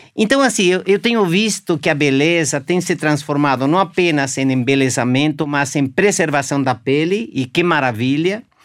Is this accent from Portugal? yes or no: no; Argentina; now in Brazil; Eu sou argentino, moro aqui há 40 anos